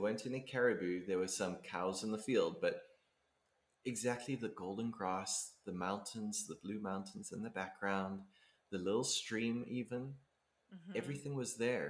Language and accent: English; South Africa; moved away as an adult; now in Canada; growing up in South Africa